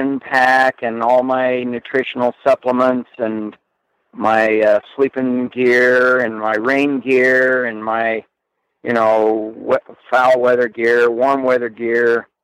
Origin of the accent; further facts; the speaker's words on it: Wyoming, United States; moved away; also born or lived in central Idaho; I grew up in Wyoming